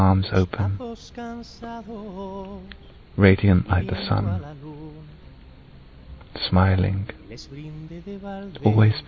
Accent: Bournemouth, South West England, United Kingdom; I'm 26 and I'm from Bournemouth

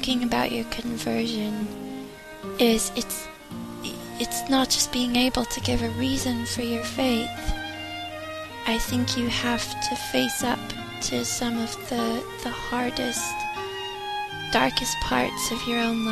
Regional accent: United States; moved away as an adult; also born or lived in London, United Kingdom / Ivybridge, Devon, United Kingdom / Chicago; I'm 31 and I'm from the United States.

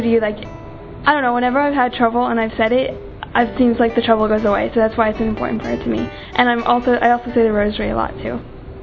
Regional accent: United States; I'm from the United States

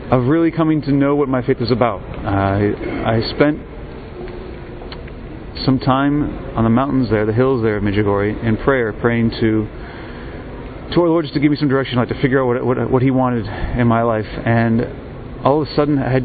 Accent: United States; I'm an American seminarian, a deacon actually

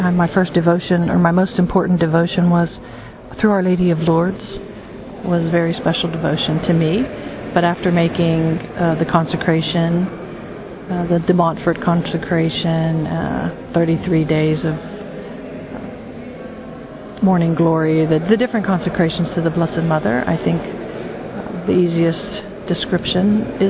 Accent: United States; I'm from the United States.

